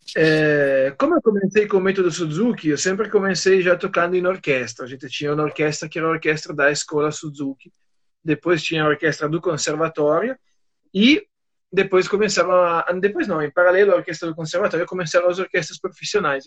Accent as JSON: {"language": "Portuguese", "region": "Aosta Valley", "country": "Italy", "second_language": "Portuguese", "moved": "as an adult", "lives_now": "Brazil", "said": "Eu sou do norte da Itália, na região chamada Vale da Osta que é perto de, perto de Turim"}